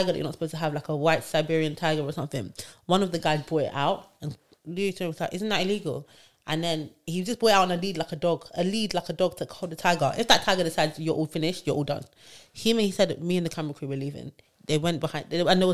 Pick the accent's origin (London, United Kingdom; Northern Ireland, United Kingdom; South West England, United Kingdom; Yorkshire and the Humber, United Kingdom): London, United Kingdom; I'm from London